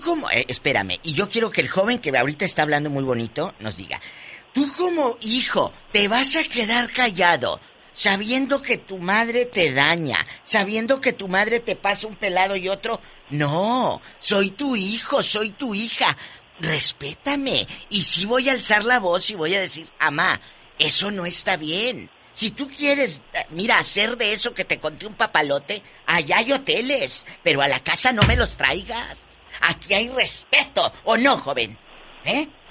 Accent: Matamoros, Tamaulipas, Mexico; moved away; Hace muchos años que empecé en este negocio de la radio, en mi tierra, Matamoros, Tamaulipas

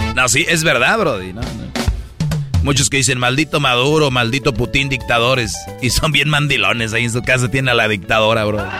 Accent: Monterrey, Nuevo León, Mexico; yo soy de Monterrey

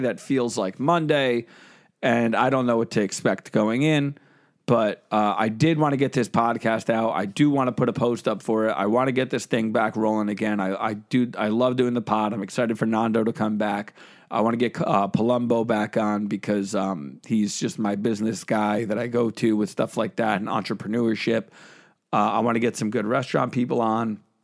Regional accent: New Jersey, United States; I'm from New Jersey.

